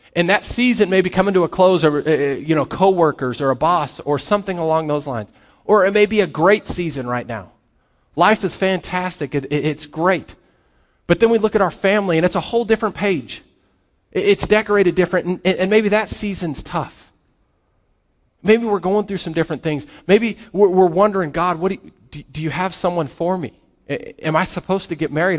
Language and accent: English; Colorado, United States; I grew up in Colorado